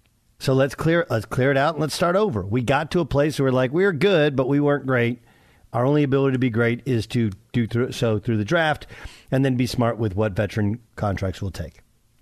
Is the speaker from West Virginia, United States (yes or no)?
yes; West Virginia, United States; I'm from West Virginia.